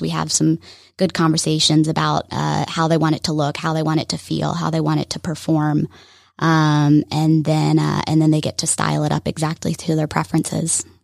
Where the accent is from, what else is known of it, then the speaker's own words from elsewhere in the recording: Alpharetta, Georgia, United States; I grew up here in Alpharetta.